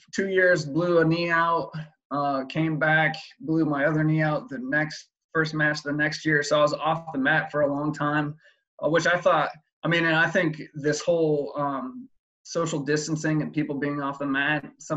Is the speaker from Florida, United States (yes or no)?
no; near Johnstown, Colorado, United States; also born or lived in Hays, Kansas; now in Missouri, United States; moved out to Johnstown, Colorado, which is right by my hometown